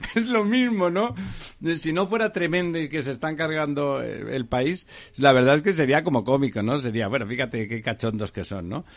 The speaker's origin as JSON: {"language": "Spanish", "town": "Barcelona", "region": "Catalonia", "country": "Spain", "moved": "yes", "said": "en Barcelona, en Barcelona, en mi pueblo"}